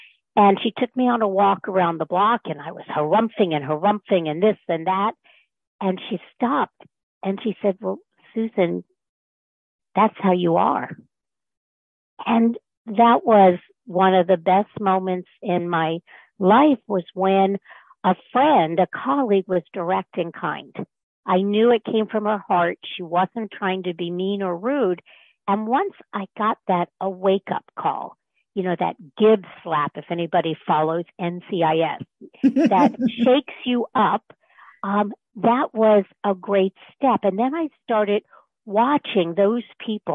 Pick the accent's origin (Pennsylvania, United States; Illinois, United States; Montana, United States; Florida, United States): Florida, United States; North; moved away as an adult; also born or lived in Mid-Atlantic; I grew up in North Florida